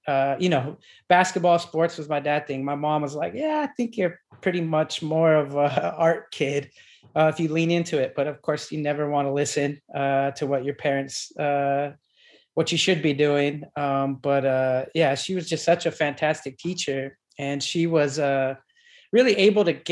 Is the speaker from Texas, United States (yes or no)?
no; Deming, New Mexico, United States; moved away as an adult; also born or lived in New York; I am from a little town about 15 miles north of the Mexican border called Deming, which is in New Mexico